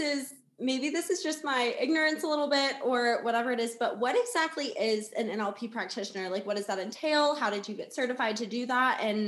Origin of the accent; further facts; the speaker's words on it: United States; But obviously we are both born and raised in the United States.